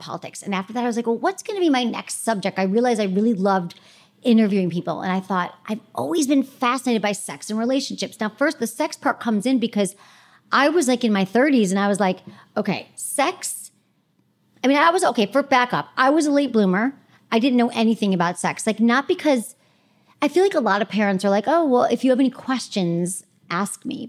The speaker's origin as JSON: {"language": "English", "region": "Michigan", "country": "United States", "tie": "born or raised there", "also_born_or_lived": "San Francisco", "moved": "as an adult", "said": "I grew up in Michigan"}